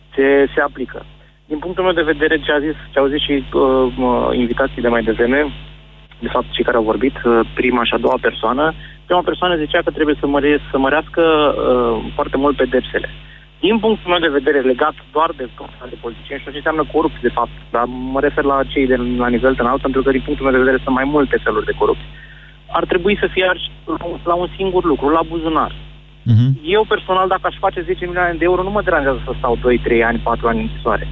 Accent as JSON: {"language": "Romanian", "country": "Romania", "said": "ca români"}